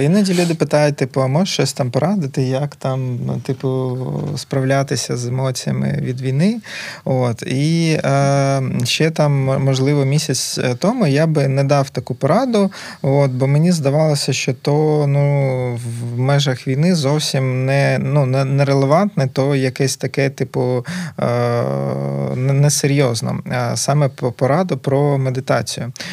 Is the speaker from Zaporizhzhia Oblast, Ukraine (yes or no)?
yes; Berdiansk, Zaporizhzhia Oblast, Ukraine; moved away as an adult; also born or lived in Kharkiv; now in Lviv, Ukraine; ментально все одно завжди себе відчував бердянцем